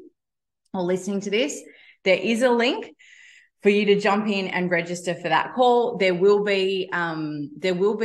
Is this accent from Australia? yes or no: yes; Australia; I'm an Australian